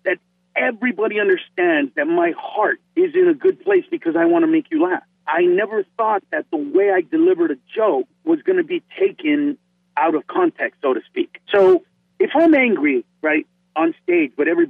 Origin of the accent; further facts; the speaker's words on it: Honduras; now in Los Angeles, United States; I'm from Honduras, I'm not Mexican.